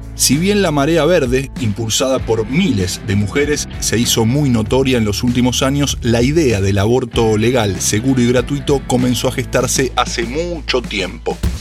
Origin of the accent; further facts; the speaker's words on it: Argentina; nuestro país